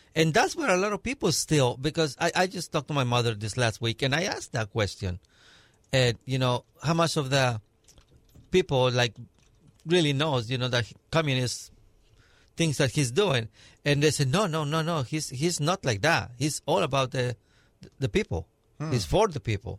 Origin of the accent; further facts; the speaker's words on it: Mexico; now in United States; I was born and raised in Mexico